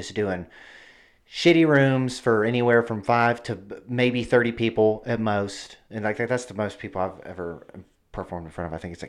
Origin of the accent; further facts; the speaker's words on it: Arkansas, United States; I'm just from Arkansas, and I just love Arkansas